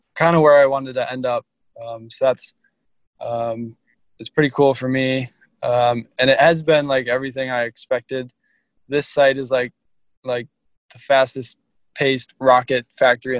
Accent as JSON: {"language": "English", "town": "Minneapolis", "region": "Minnesota", "country": "United States", "said": "I'm from Minneapolis, Minnesota, and I have a twin brother"}